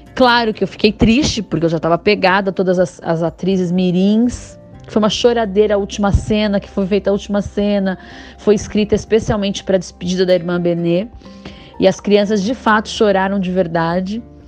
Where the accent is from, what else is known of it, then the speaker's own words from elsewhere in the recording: Osasco, São Paulo, Brazil; nas lembranças da minha infância em Osasco